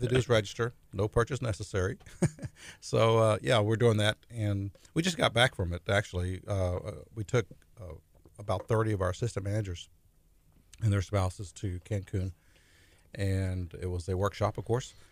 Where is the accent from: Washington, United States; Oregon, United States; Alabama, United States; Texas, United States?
Texas, United States; La Porte; I grew up in LaPorte